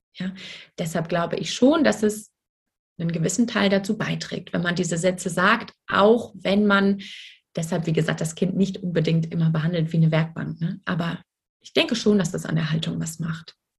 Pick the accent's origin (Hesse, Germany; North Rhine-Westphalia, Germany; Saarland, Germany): Hesse, Germany; Frankfurt; ich komme aus Frankfurt